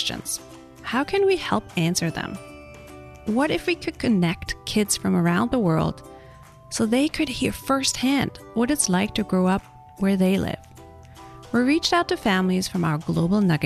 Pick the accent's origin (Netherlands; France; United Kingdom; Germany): Germany; moved away; I grew up in Germany. My husband is American